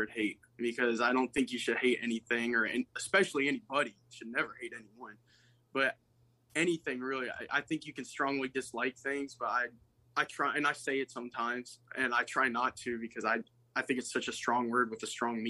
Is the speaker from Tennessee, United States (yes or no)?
no; Bowling Green, Kentucky, United States; born or raised there